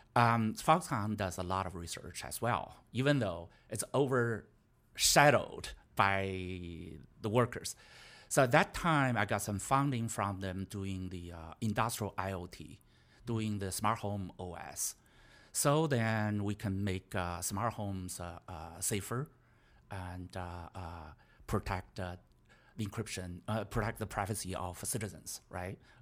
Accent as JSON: {"language": "English", "country": "China", "moved": "yes", "said": "I was from China."}